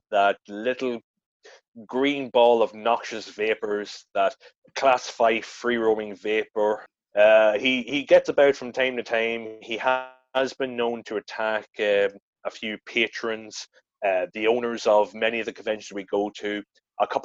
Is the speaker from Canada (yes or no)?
no; Ireland; now in Edinburgh, United Kingdom; Now, I obviously because me being an Irish boy living in Edinburgh, I didn't want